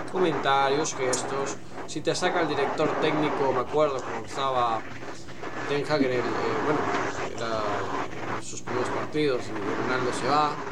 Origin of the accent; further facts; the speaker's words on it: Uruguay; Yo soy uruguayo